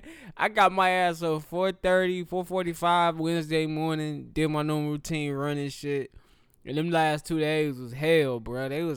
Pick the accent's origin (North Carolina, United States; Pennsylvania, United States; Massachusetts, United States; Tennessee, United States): North Carolina, United States; Charlotte; from my hometown, our hometown, Charlotte, North Carolina.